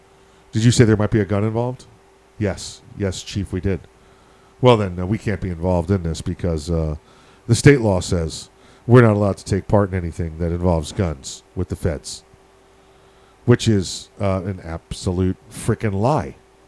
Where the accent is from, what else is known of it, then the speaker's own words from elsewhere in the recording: Missouri, United States; And I was like, I'm from the obvious part. So now show me.